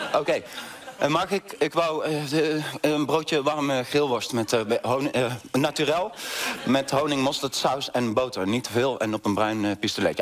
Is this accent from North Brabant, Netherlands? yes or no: yes; North Brabant, Netherlands; now in Amsterdam, Netherlands; Ik kom uit Brabant